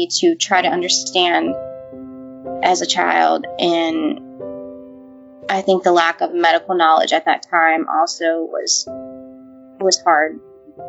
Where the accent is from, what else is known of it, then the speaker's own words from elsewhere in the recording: Walker, Louisiana, United States; also born or lived in Baton Rouge, Louisiana; I was born in Louisiana, in Baton Rouge, and then when I was 3, we moved out to Walker. And at that time, it was pretty much country. I grew up on 8 acres of land